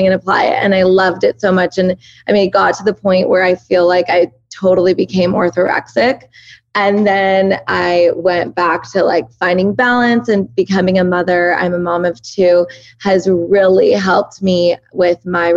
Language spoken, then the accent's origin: English; Southern California, United States; first language Persian; English is a second language; also born or lived in Oregon; I was born and raised here in Southern California, but both my parents are 100% Iranian